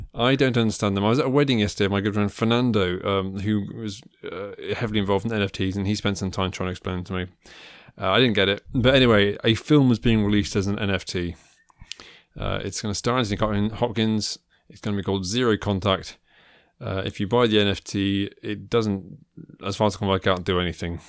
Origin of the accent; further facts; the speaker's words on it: Midlands, United Kingdom; I grew up in the Midlands.